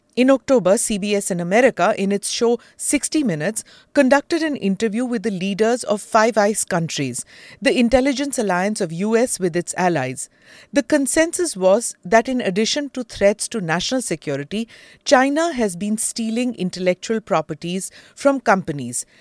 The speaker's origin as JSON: {"language": "English", "country": "India", "said": "me as an Indian"}